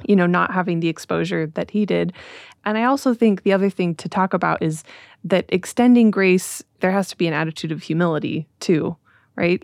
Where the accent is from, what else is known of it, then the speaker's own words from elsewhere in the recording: Utah, United States; I grew up in Utah in a very homogenous community